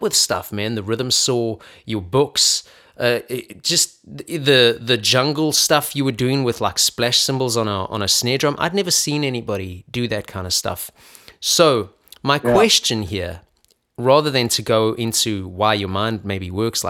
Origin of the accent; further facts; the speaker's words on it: Johannesburg, Gauteng, South Africa; now in United States; I grew up in Johannesburg, South Africa